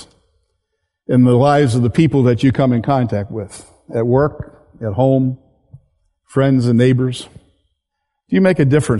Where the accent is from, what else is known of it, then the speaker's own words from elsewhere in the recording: Hungerford, Pennsylvania, United States; also born or lived in Wyoming; I grew up in Pennsylvania in a town called Hungerford, which no longer exists.